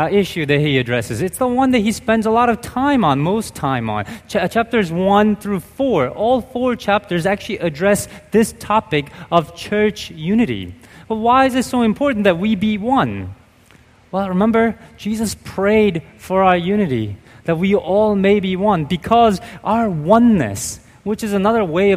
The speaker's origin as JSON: {"language": "English", "country": "United States", "said": "I'm Korean American"}